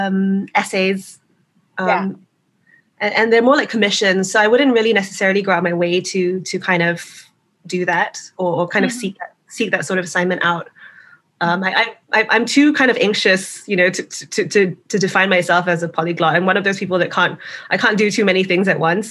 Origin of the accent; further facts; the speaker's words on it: Singapore; when I was growing up in Singapore